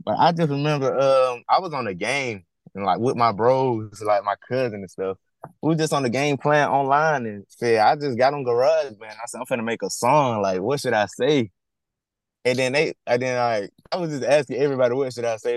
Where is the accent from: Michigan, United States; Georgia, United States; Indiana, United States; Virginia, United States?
Georgia, United States; Griffin; accent: Southern; I'm from Georgia. I'm like 30, 40 minutes down from Atlanta. Like, it's called Griffin. It's a small city called Griffin.